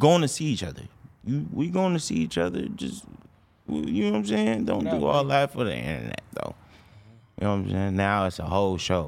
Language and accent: English; Los Angeles, California, United States; we all from